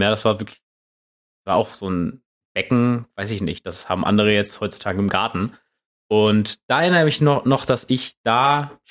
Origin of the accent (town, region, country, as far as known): Neumünster, Schleswig-Holstein, Germany; born or raised there